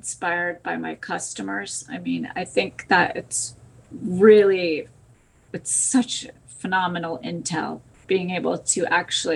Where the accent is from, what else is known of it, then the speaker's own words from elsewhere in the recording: Connecticut, United States; moved away; also born or lived in New York City; Originally, I am from Connecticut